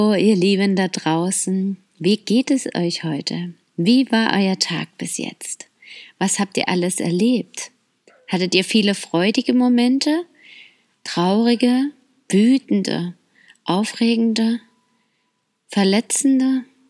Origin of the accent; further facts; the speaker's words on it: Dresden, Saxony, Germany; ich mag Deutschland und vor allem auch meine Heimat einfach so sehr. Ich finde das so schön dort. Dresden und seine Umgebung ist echt ein Traum für mich